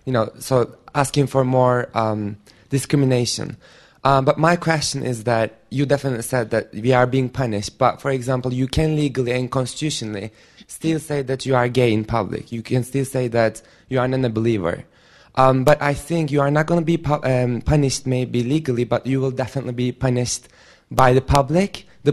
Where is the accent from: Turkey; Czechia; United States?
Turkey; I'm also from Turkey.